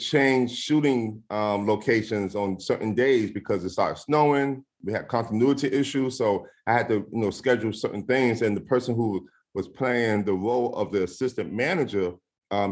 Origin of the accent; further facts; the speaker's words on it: New York City, New York, United States; also born or lived in Norfolk, Virginia; I'm from New York. I'm from Harlem